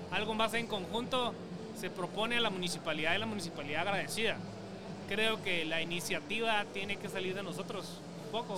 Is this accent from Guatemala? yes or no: yes; Guatemala; nos da como chapina